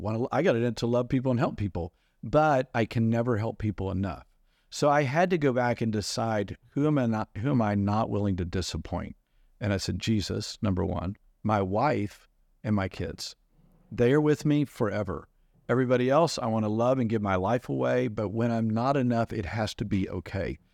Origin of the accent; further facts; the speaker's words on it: United States; As an American